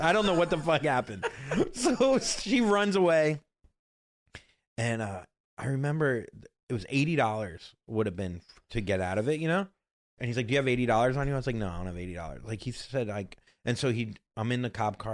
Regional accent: Florida, United States; moved away as an adult; now in New York, United States; I'm from Florida, born and raised, if you can't tell.

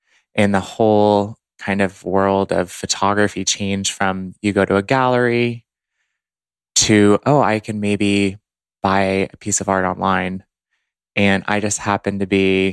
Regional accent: Dallas, Texas, United States; moved away as an adult; also born or lived in Boston, Massachusetts; now in Los Angeles, United States; I grew up in Dallas, Texas

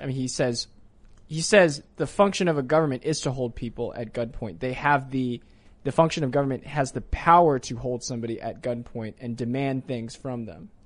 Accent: Virginia, United States; also born or lived in Maryland; I moved to Virginia when I was three years old

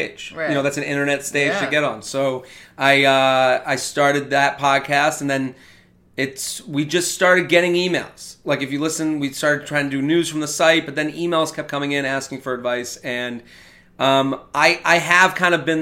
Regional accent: Needham, Massachusetts, United States; moved away as an adult; also born or lived in Pennsylvania; I'm from Needham, and then I moved here

